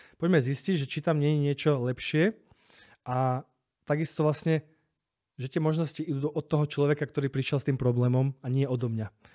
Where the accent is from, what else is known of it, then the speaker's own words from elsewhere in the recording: Slovakia; also born or lived in Spain / Prague; now in Bratislava, Slovakia; tam tí Španieli mne nie sú proste takí blízki, ako sú my Slováci